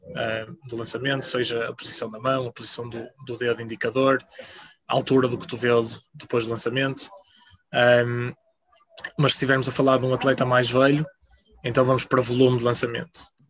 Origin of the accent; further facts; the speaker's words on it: Portugal; moved away as an adult; also born or lived in England; como bom português